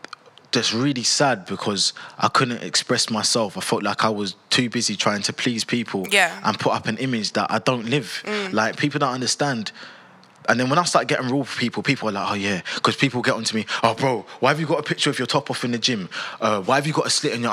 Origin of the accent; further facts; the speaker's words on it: London, United Kingdom; I have to respect where I've grown up. I'm from South London.